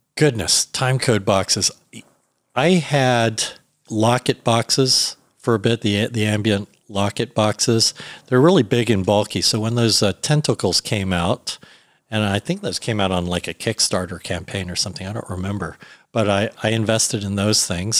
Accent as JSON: {"language": "English", "town": "Alexandria", "region": "Virginia", "country": "United States", "tie": "born or raised there", "moved": "yes", "lives_now": "Los Angeles, United States", "said": "I grew up in Alexandria, Virginia"}